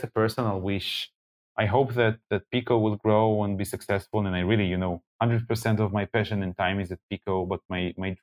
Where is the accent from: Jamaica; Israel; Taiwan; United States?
Israel; I'm coming from Israel